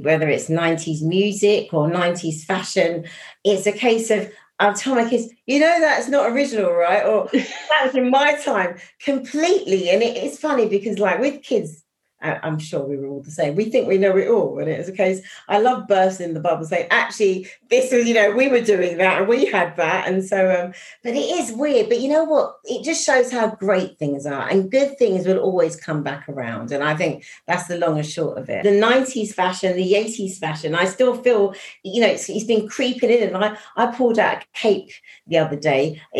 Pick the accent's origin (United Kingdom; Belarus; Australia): United Kingdom; East London, London; born there; because I'm an East London, I was born in East London, although not raised, but I loved E17, incredible.